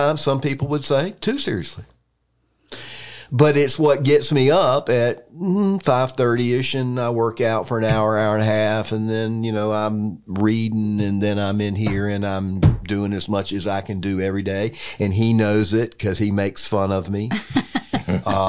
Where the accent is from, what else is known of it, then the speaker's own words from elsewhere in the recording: Raleigh, North Carolina, United States; I grew up around lawyers in Raleigh